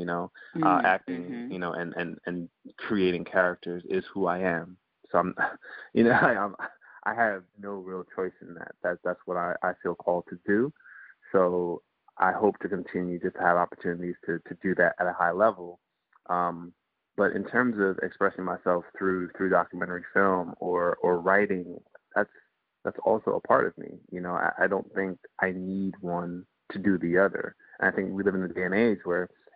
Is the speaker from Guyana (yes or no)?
yes; Guyana; born or raised there; also born or lived in Antigua; now in United States